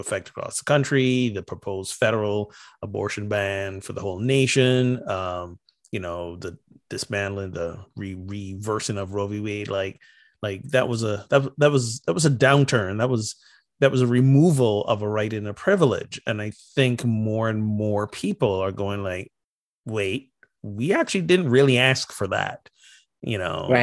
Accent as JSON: {"language": "English", "country": "Barbados", "also_born_or_lived": "North Carolina", "moved": "yes", "said": "I'm from Barbados"}